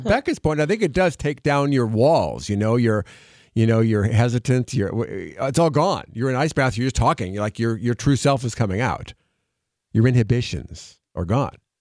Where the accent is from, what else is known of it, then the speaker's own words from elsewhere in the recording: Wisconsin, United States; moved away; I'm from Wisconsin